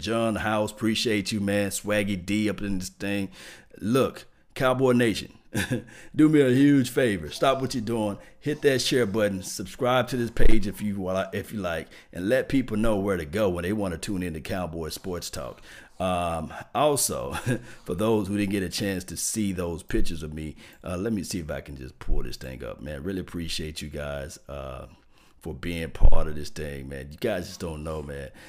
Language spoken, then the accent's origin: English; Natchez, Mississippi, United States; I'm from Mississippi, small town, Natchez